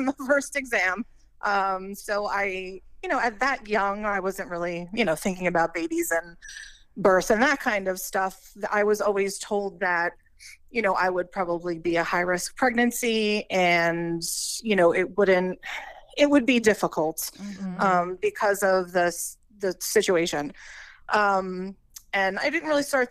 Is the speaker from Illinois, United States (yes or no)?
no; New York, United States; I'm from New York, about an hour and a half north of the city